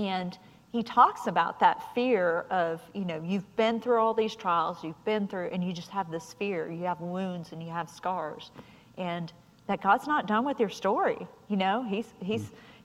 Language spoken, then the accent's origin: English; San Diego, California, United States; me growing up in San Diego